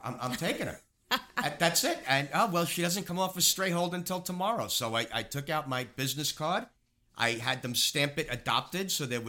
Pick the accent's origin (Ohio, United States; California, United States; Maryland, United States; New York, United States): New York, United States; Queens; I grew up in apartments in Queens. We were never able to have dogs.